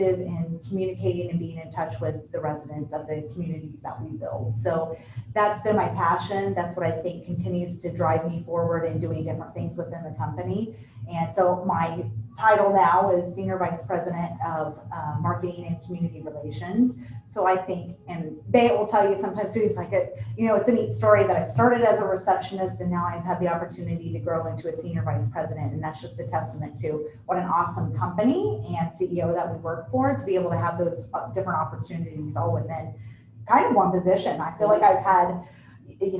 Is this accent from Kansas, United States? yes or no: yes; Anthony, Kansas, United States; moved away as an adult; also born or lived in New Mexico; now in Orlando, United States; I grew up in Kansas, a small little farm town.